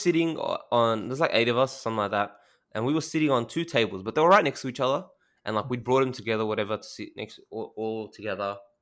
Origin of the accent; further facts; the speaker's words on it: Australia; I'm Australian